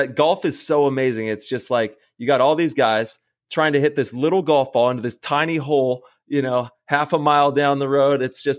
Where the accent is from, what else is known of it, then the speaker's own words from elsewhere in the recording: Modesto, California, United States; Shout out to Oakdale, bud. I grew up in Modesto and Oakdale was the city right next.